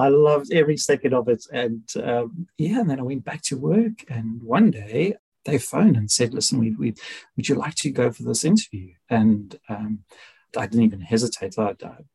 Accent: South Africa; moved away as an adult; now in United Kingdom; I'm South African

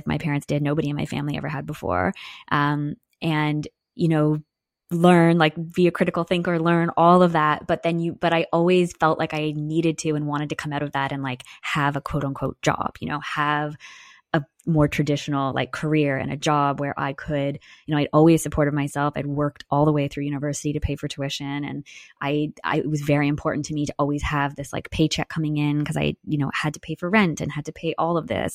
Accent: Newmarket, Ontario, Canada; I grew up in Newmarket, Ontario

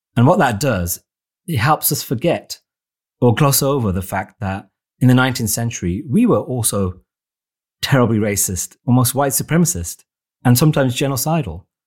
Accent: Wolverhampton, West Midlands, United Kingdom; my hometown of Wolverhampton

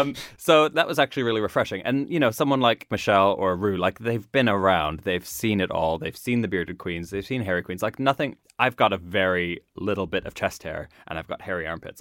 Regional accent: Nova Scotia, Canada; moved away; I grew up in Nova Scotia

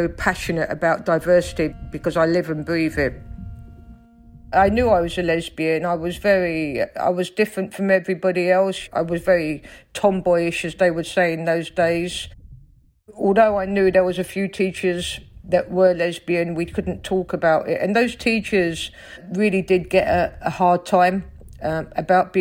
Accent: London, United Kingdom; accent: Cockney; I grew up in South London, in Stockwell, on a council estate

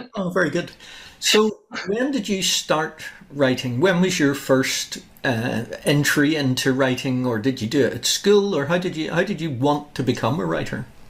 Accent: Larne, Northern Ireland, United Kingdom; now in Australia; my hometown of Larne

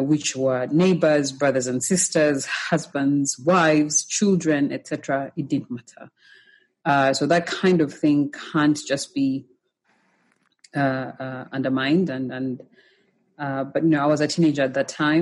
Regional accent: Uganda; moved away; also born or lived in Rwanda; growing up in Uganda

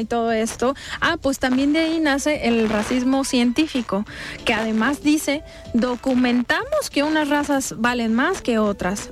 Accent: State of Mexico, Mexico; now in Zapopan, Mexico; personas migrantes que, que son de migración interna como yo, que, que nací en el Estado de México

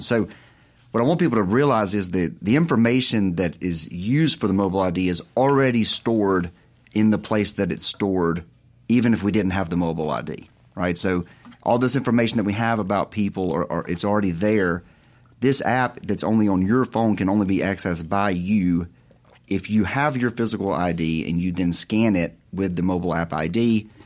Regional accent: Terry, Mississippi, United States; I'm from Mississippi. Uh, grew up in, uh, Terry

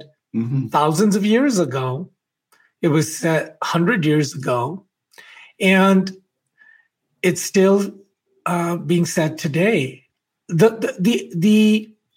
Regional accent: Alberta, Canada; I'm from Alberta.

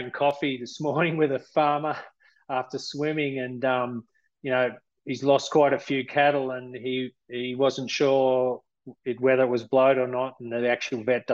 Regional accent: Melbourne, Victoria, Australia; moved away as an adult; also born or lived in Goondiwindi, Queensland / Geelong, Victoria; now in Armidale, Australia; I'm originally from Melbourne, Victoria

